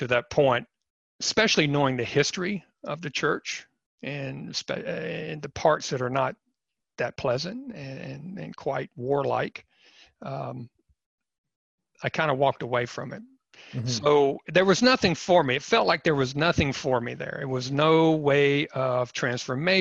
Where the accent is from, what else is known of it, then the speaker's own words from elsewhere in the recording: East Coast, United States; I grew up on the East Coast